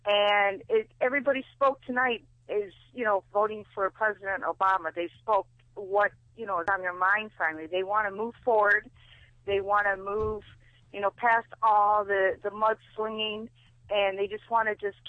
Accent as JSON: {"language": "English", "region": "Michigan", "country": "United States", "said": "from Michigan."}